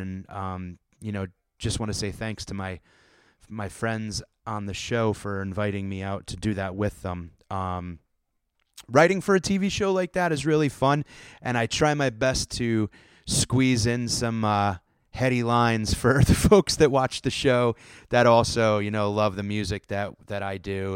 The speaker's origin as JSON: {"language": "English", "region": "Connecticut", "country": "United States", "tie": "born or raised there", "said": "growing up in Connecticut and the, in the Northeast in that time"}